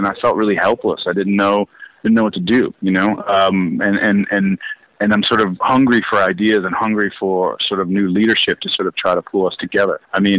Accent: Baltimore, Maryland, United States; moved away; I'd love to make a film in my hometown as a director

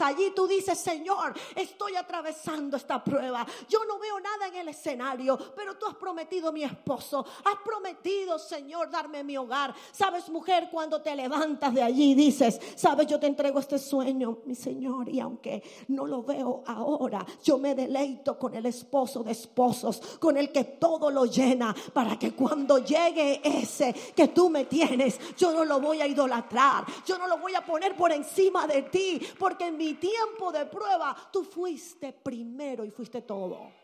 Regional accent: Barranquilla, Atlántico, Colombia; born or raised there; moved away

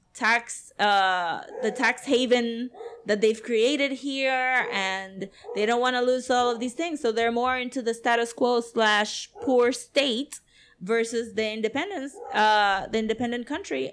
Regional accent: Puerto Rico; Puerto Ricans

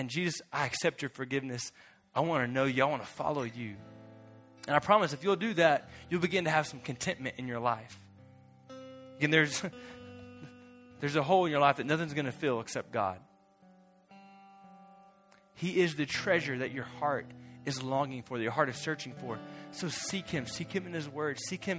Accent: United States; I'm from America

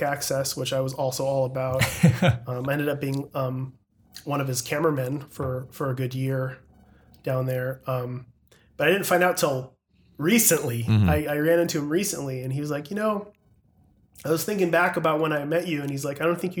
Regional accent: Santa Cruz, California, United States; also born or lived in Watsonville, California; I grew up in Santa Cruz for the most part. Half in Watsonville

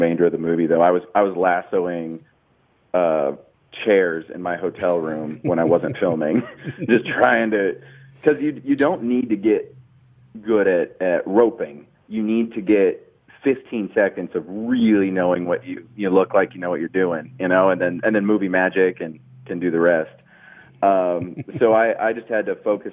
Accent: Springfield, Illinois, United States; I grew up in Springfield, Illinois

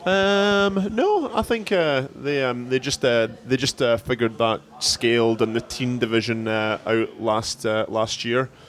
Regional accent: Scotland, United Kingdom; moved away; I'm from Scotland

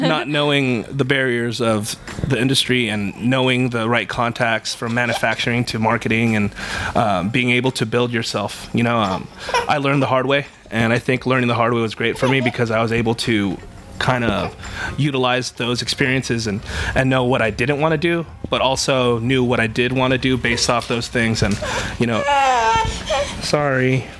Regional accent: Bay Area, California, United States; we're both from the Bay Area

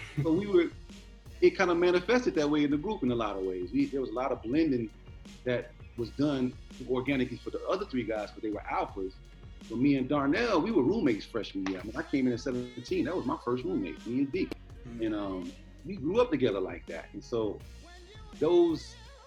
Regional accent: Boston, Massachusetts, United States; I grew up in Boston

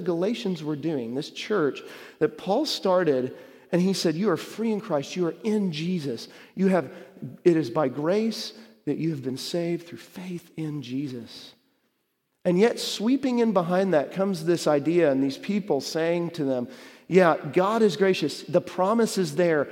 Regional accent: Dallas, Texas, United States; when I was growing up in Dallas, really young

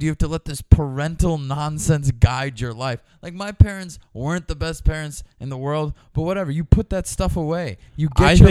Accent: New York City, New York, United States; I'm from Queens, so I never really left in a way.

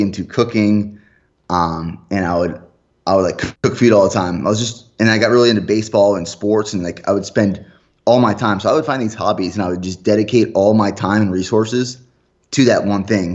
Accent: Pennsylvania, United States; moved away; my family back home, I'm from Pennsylvania originally

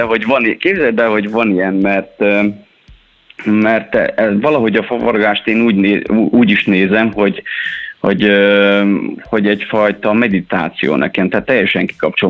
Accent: Transylvania, Székely Land, Romania; én Erdélyből származom, Székelyföldről, és még 1993-ban, így jó év napján, még pici voltam, és akkor a nagybátyám ugye fafaragással foglalkozott

